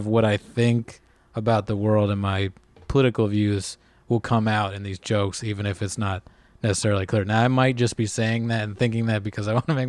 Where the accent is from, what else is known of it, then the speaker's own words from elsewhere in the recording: Ireland; I mean, even being just Irish, I think there's like a tradition there